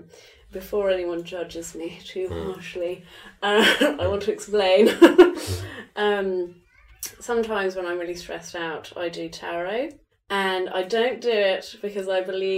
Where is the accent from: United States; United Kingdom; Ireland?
United Kingdom; England; moved away; I'm from England